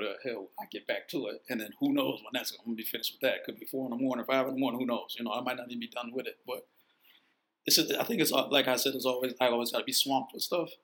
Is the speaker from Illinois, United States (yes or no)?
yes; Chicago, Illinois, United States; also born or lived in Vancouver; I grew up on the south side. Had kids when I was on the west side, and uh, but I was born in Vancouver, and I moved to Chicago in two, like uh, uh when I was like two years old.